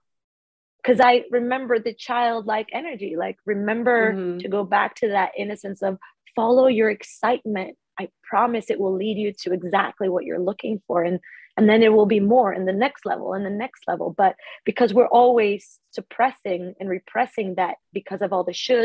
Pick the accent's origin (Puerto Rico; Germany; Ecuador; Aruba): Ecuador; moved away as an adult; also born or lived in Australia; now in Stockholm, Sweden; I grew up in Ecuador